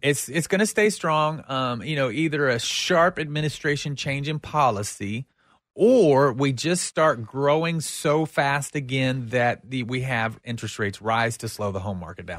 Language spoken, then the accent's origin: English; United States; we as an American society